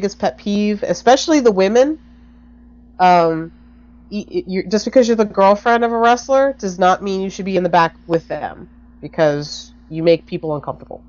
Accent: New Jersey, United States; now I'm from Jersey

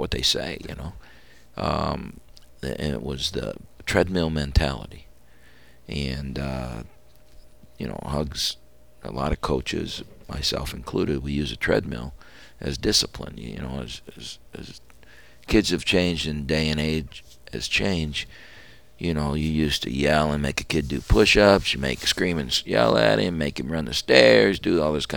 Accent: Ohio, United States; I grew up in Ohio

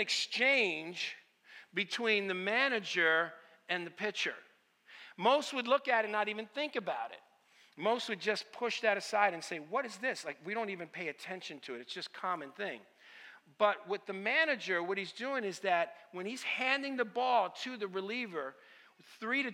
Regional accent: Stamford, Connecticut, United States; first language Italian; English is a second language; I grew up in Stamford, Connecticut.

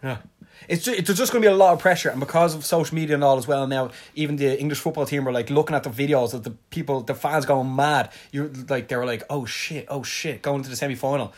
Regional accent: Ireland; I'm from Ireland

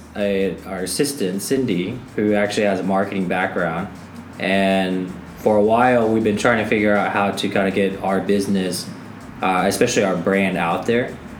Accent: Middle America, Midwest, United States; we come from Middle America

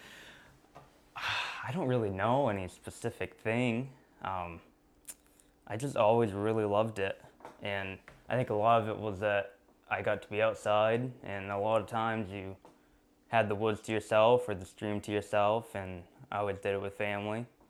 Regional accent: Sherman, Maine, United States; I'm from Sherman, Maine, which is about an hour away from Baxter State Park.

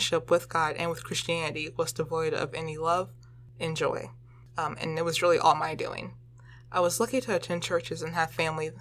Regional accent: Chesterfield, Virginia, United States; I grew up in Chesterfield, Virginia, which is located directly below Richmond

